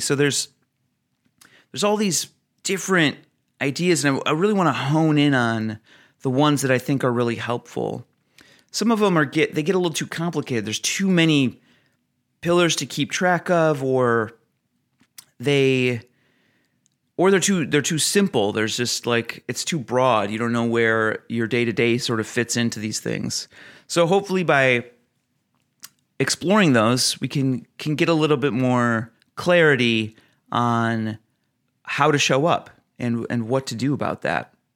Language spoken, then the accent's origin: English; Oregon, United States; my home state of Oregon